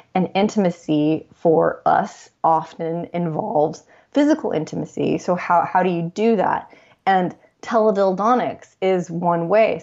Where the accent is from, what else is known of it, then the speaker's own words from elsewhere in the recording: Los Angeles, California, United States; I'm born and raised in Los Angeles